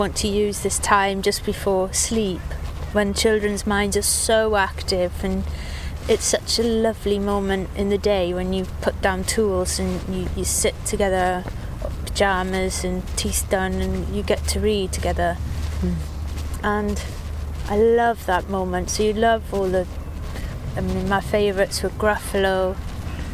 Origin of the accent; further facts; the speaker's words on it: Swansea, Wales, United Kingdom; moved away; also born or lived in Cardiff; I grew up in Swansea, Dylan Thomas's city, looking at the same crescent-shaped bay